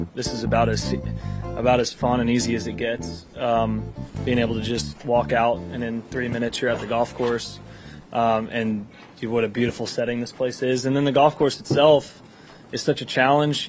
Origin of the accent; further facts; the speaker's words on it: Texas, United States; being a Texan